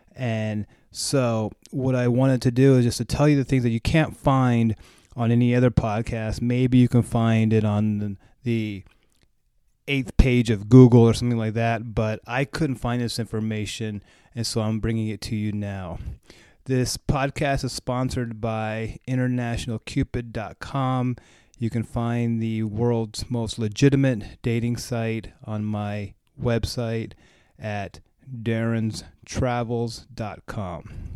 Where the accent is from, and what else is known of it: United States